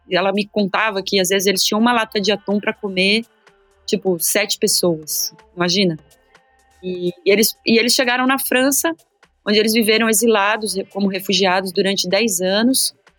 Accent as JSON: {"language": "Portuguese", "region": "São Paulo", "country": "Brazil", "tie": "born or raised there", "said": "Eu nasci no bairro de Itaim Bibi, numa época que o Itaim não era esse bairro Faria Limers de hoje"}